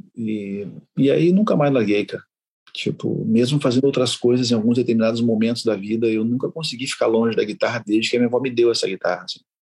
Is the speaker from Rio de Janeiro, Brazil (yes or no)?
no; Porto Alegre, Rio Grande do Sul, Brazil; also born or lived in Uruguay; eu nasci no Uruguai, né? Nasci na fronteira e, e eu vim para cá com minha mãe sozinho, para Porto Alegre